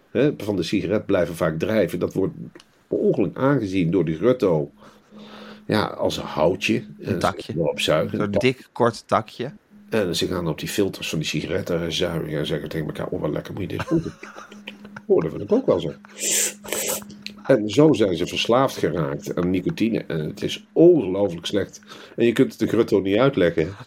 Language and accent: Dutch; Rotterdam, South Holland, Netherlands; Wij komen uit Rotterdam, de liefste stad van Nederland.